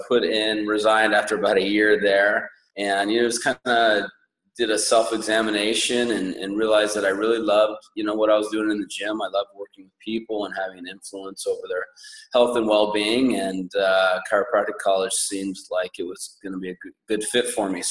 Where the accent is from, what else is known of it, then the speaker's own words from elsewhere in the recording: Santa Cruz, California, United States; I was born and raised here in Santa Cruz